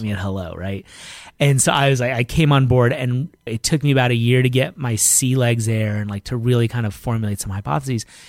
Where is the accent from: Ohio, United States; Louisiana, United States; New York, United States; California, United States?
New York, United States; New York City; growing up in Brooklyn